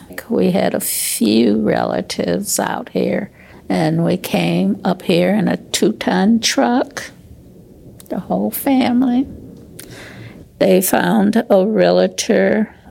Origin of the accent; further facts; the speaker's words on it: Okmulgee, Oklahoma, United States; now in Seattle, United States; I was born in Okmulgee, Oklahoma. We lived on a farm, and there were 9 children